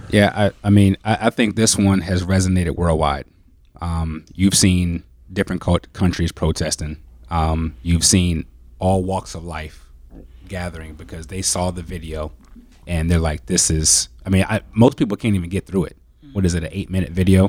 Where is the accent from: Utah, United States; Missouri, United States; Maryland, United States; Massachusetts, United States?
Maryland, United States; DC/Baltimore area; moved away as an adult; also born or lived in Indiana; now in Green Bay, United States; I'm originally from Maryland, um, the D C, Baltimore area.